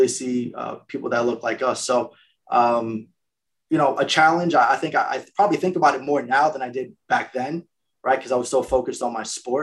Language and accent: English; New York, United States; when I was growing up in New York, I can remember people referring to me as Mexican all the time, and I was Puerto Rican